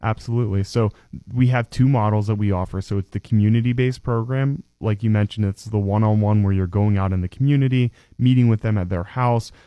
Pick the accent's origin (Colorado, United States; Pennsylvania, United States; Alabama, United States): Pennsylvania, United States; DuBois; was born and raised in Du Bois